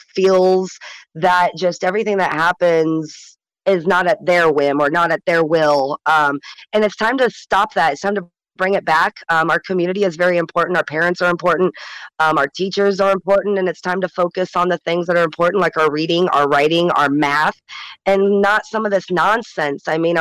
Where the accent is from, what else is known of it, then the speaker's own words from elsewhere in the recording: Michigan, United States; now in Alaska, United States; I've been in Alaska for 16 years. I'm not born and raised. I came from Michigan, but moved here 16 years ago, and let me tell you, I found a home.